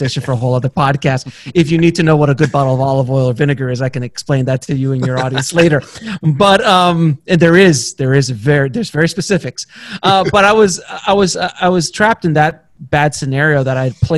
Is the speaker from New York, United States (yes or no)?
no; Miami, Florida, United States; moved away as an adult; now in Los Angeles, United States; I was from Miami and I came out